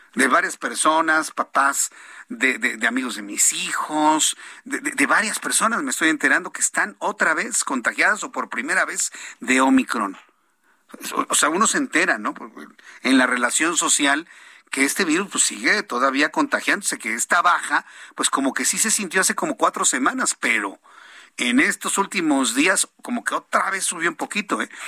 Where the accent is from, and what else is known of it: Mexico